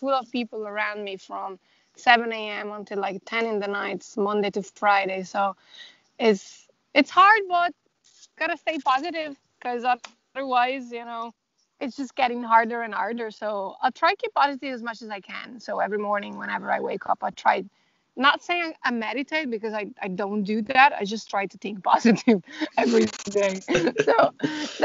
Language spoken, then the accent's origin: English; Italy; moved away as an adult; now in Dublin, Ireland; I'm originally from Italy, but I've been living in Ireland for like the past a little bit more than eight years.